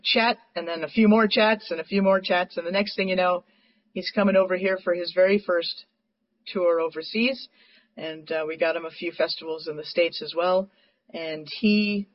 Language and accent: English; Montreal, Quebec, Canada; moved away; I'm from Montreal originally